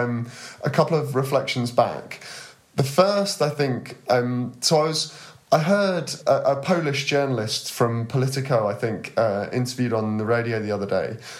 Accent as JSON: {"language": "English", "country": "United Kingdom", "said": "particularly as a Brit"}